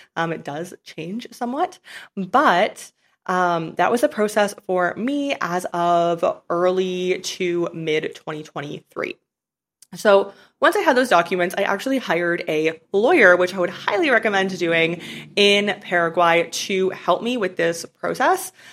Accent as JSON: {"language": "English", "country": "Canada", "moved": "as an adult", "said": "I'm from Canada, so I really don't plan on ever living in Canada again"}